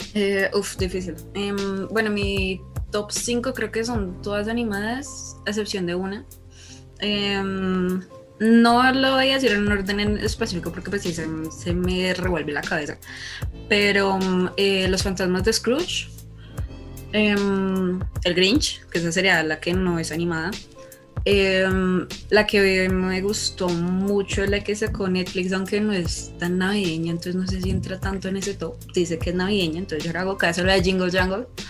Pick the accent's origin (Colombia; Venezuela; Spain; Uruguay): Colombia; soy de Colombia, por cierto. Si de pronto el acento les suena un poco extraño